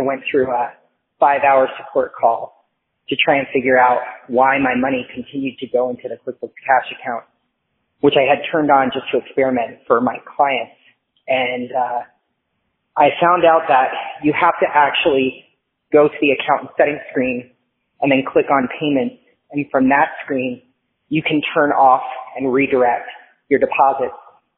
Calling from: Miami, Florida, United States; I'm calling from Miami, Florida.

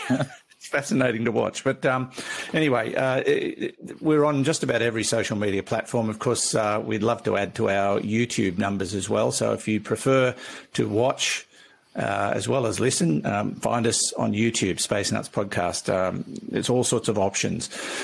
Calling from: Chichester, South East England, United Kingdom; I'm writing from Chichester, which is on the south coast of England

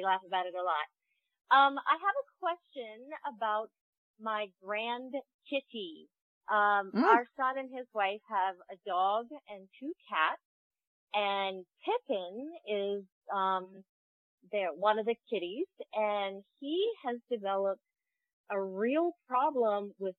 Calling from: Athens, Georgia, United States; I am calling from Athens, Georgia.

